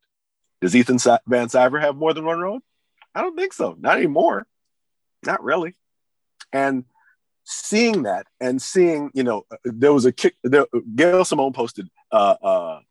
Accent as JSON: {"language": "English", "town": "Memphis", "region": "Tennessee", "country": "United States", "tie": "born or raised there", "said": "I grew up in Memphis, Tennessee"}